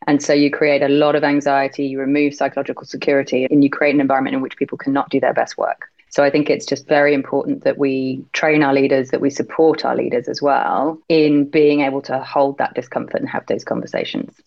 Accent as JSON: {"language": "English", "country": "United Kingdom", "accent": "British", "moved": "yes", "lives_now": "Hong Kong", "said": "as you can probably tell from my accent, I'm British. So I was brought up in very much a kind of always stiff upper lip"}